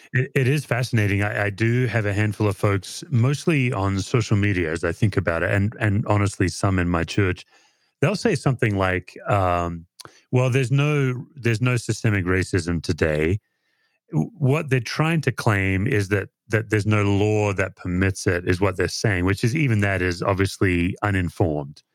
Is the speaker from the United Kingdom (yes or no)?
no; Australia; now in United States; I'm an Aussie